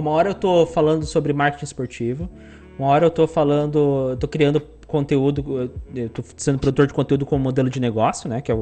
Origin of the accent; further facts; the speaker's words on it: Paraná, Brazil; now in Joinville, Brazil; Se eu vim do Paraná para trabalhar em Joinville para poder trampar aqui nessa empresa, eu vou voltar para Paraná.